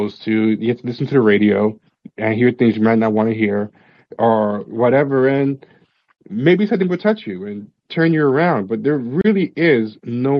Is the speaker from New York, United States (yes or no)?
yes; New York, United States; I was a black kid growing up in New York